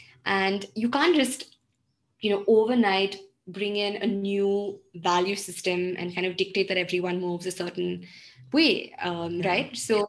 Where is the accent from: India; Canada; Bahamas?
India; Belgaum, Karnataka; This is the quality of, you know, vegetables and produce I used to have growing up in Belgaum.